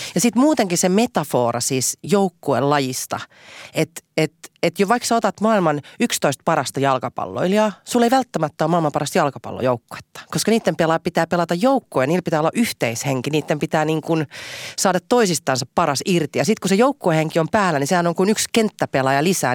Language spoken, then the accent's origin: Finnish; Helsinki, Uusimaa, Finland; enemmän vielä kuin helsinkiläinen, niin mä oon Itä-Helsinkiläinen